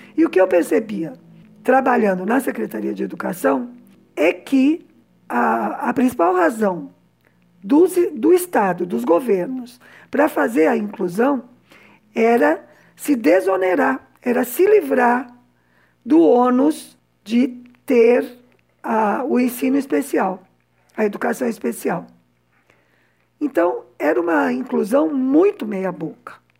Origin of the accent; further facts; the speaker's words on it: São Paulo, Brazil; moved away as an adult; also born or lived in Havana, Cuba; now in Cuba; eu cresci num conjunto residencial de uma fábrica no que naquela época era periferia de São Paulo